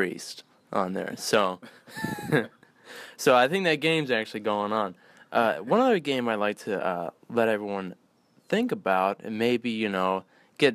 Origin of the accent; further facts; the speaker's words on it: Ohio, United States; I'm from Ohio